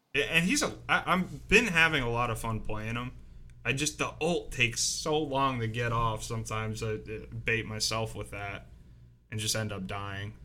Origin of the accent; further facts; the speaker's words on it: Maryland, United States; moved away; I grew up in Maryland